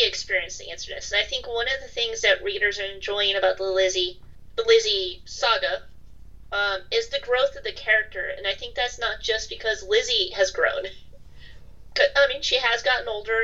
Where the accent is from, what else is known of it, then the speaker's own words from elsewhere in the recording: United States; also born or lived in Europe; I'm American. I did live in Europe for a while, but I'm still mostly American